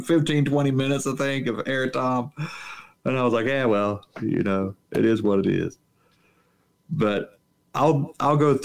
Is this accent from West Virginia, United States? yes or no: yes; Southern Appalachia, West Virginia, United States; I grew up I live in Southern Appalachia